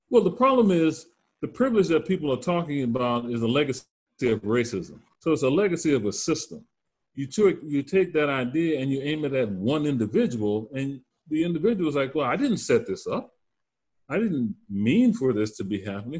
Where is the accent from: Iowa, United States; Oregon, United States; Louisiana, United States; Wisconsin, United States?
Louisiana, United States; Louisiana Bayou, United States; moved away as an adult; now in North Carolina, United States; I'm originally from the Louisiana Bayou